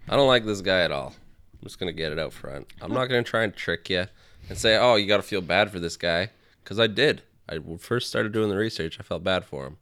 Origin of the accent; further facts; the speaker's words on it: Canada; I'm from Canada